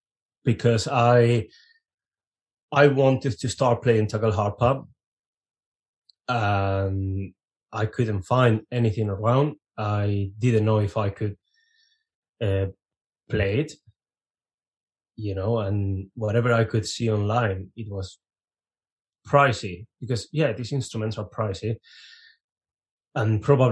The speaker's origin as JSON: {"language": "English", "town": "Reading", "region": "South East England", "country": "United Kingdom", "said": "we were from the not very Viking town of Reading."}